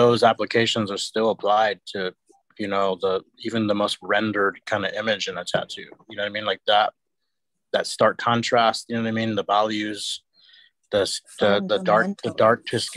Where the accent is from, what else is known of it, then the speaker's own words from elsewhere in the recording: Illinois, United States; accent: Illinois; my Illinois accent